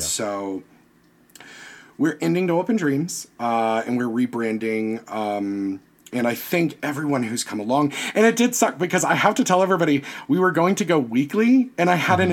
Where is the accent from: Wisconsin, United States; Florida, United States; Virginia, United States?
Virginia, United States; I'm from Virginia. We went to Jamestown every year.